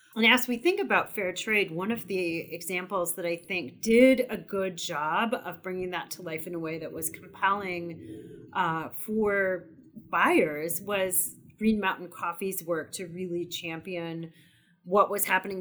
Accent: Wisconsin, United States; also born or lived in California; now in Vermont, United States; I'm originally from Wisconsin via California to Vermont

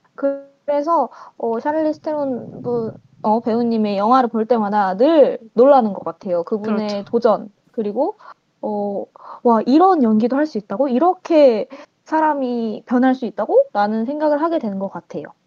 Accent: Muan, South Jeolla, South Korea; 저는 고향이 전라남도 무안이고요.

